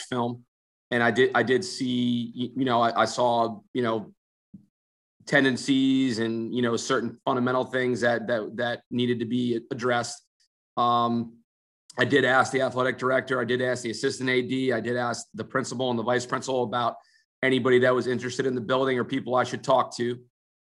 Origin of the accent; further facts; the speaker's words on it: New Jersey, United States; moved away; I'm from Jersey